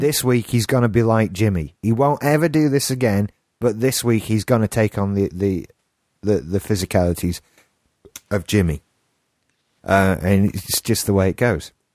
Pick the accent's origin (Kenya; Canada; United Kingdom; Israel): United Kingdom; England; accent: English; my English accent